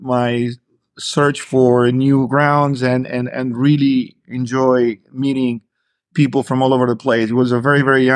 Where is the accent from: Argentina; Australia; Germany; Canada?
Argentina; moved away as an adult; also born or lived in Dayton, Ohio, United States / New Jersey, United States / Miami, United States / Beijing, China; now in Dubai, United Arab Emirates; I was born and raised in Argentina, so that's my hometown